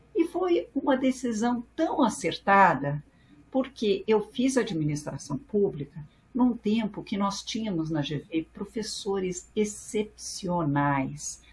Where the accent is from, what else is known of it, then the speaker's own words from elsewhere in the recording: São Paulo, Brazil; first language French; Portuguese is a second language; sou primeira geração nascida no Brasil